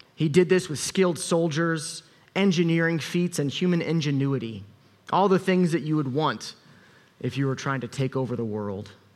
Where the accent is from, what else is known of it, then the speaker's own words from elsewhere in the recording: United States; I'm American